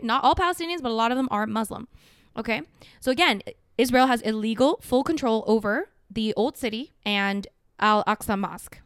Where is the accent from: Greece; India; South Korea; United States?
South Korea; now in Canada; I'm from Korea.